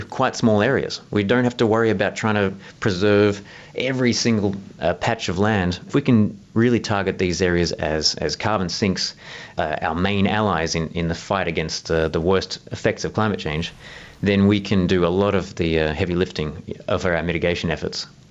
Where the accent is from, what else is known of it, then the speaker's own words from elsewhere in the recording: Southeast Australia, Australia; in Southeast Australia. That's actually where I'm from. You might have noticed from my accent.